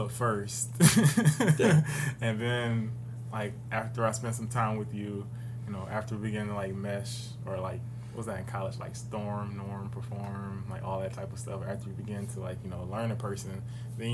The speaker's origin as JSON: {"language": "English", "town": "Detroit", "region": "Michigan", "country": "United States", "said": "I'm from Detroit"}